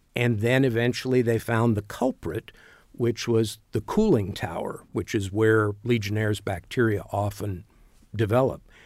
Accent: Louisville, Kentucky, United States; moved away as an adult; now in Bloomington, United States; I grew up in Louisville

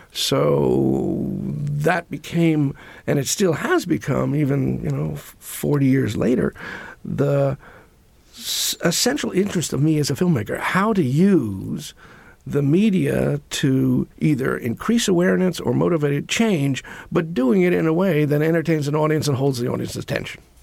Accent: New York City, New York, United States; I grew up in New York.

